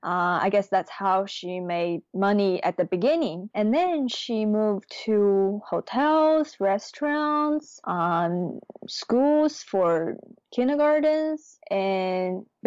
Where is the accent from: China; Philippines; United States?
China; My mom becomes an entrepreneur. And, you know, at that time, it's kind of a new thing in China.